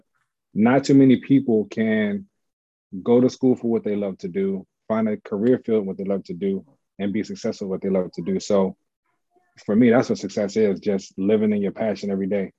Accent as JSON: {"language": "English", "town": "Washington", "region": "District of Columbia", "country": "United States", "also_born_or_lived": "Montgomery County, Maryland / Prince George's County, Maryland", "said": "I was born in Southeast though, Greater Southeast Community Hospital. That's where I originated from."}